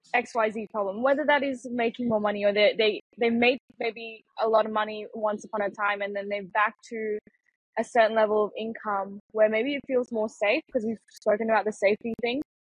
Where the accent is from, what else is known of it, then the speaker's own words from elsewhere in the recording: Malaysia; also born or lived in Singapore; now in Argentina; I was born in Singapore and then I, I grew up in Malaysia.